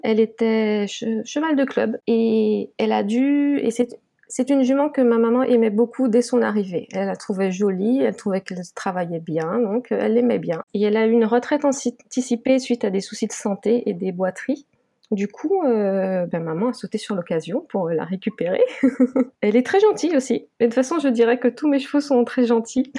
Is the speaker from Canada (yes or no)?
no; Guadeloupe; je vis et je suis née en Guadeloupe